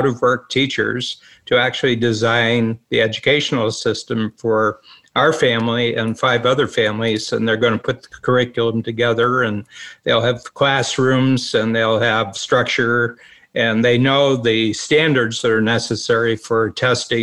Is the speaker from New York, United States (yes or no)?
no; Northern Ohio, United States; the school I grew up with in Northern Ohio, they're thriving